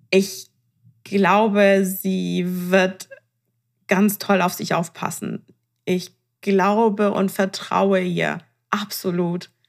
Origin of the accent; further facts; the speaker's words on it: Iran; Ich meine, ich bin Iranerin, ähm, da ähm, scheitert das nicht ans Temperament und sie hat die Hälfte von mir.